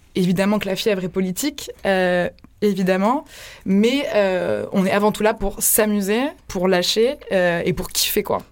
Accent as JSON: {"language": "French", "town": "Marseille", "region": "Provence-Alpes-Côte d'Azur", "country": "France", "tie": "born or raised there", "moved": "yes", "said": "j'ai grandi à Marseille"}